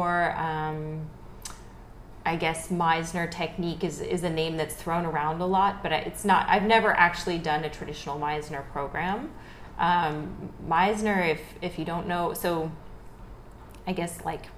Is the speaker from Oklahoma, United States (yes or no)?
no; Philadelphia, Pennsylvania, United States; moved away as an adult; also born or lived in Los Angeles, United States; now in Vietnam; I was born and raised on the East Coast, so I'm originally from the Philadelphia area